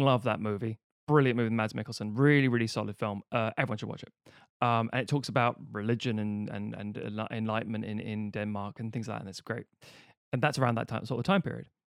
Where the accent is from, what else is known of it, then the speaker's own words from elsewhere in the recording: Ireland; mostly as an Irish person